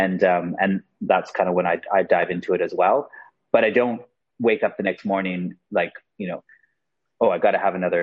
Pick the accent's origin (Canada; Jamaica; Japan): Canada; moved away as an adult; also born or lived in United Kingdom / Australia; Well, I'm from Canada, but I've also lived in the UK and Australia.